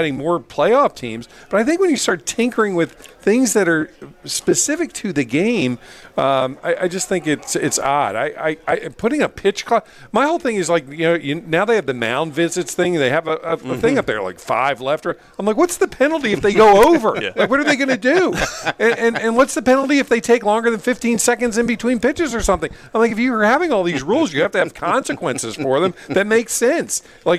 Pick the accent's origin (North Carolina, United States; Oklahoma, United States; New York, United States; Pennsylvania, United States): Pennsylvania, United States; Philadelphia; I grew up in Philadelphia.